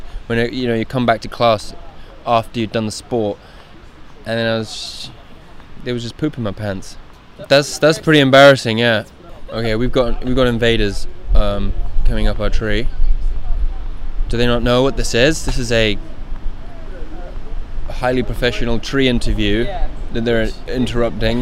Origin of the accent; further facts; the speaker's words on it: Guildford, South East England, United Kingdom; I'm from below London, a place called Guildford. That's where I grew up